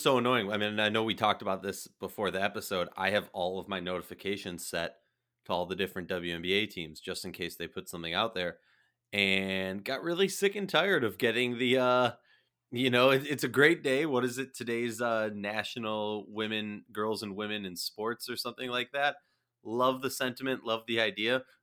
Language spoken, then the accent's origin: English; Minnesota, United States; my hometown team, the Minnesota Lynx